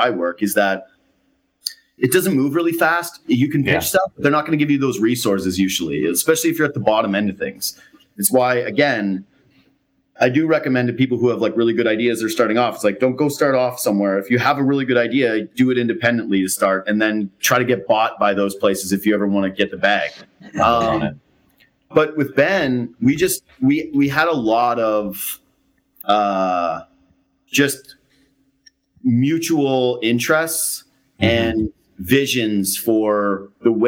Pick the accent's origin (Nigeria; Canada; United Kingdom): Canada; Western Canada; moved away; I'm from out west